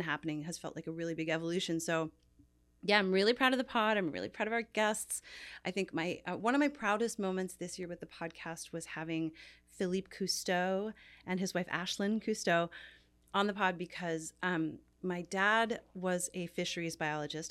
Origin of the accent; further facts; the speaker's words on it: Newfoundland and Labrador, Canada; also born or lived in New York; now in Los Angeles, United States; I grew up in Newfoundland, which is a very Irish culture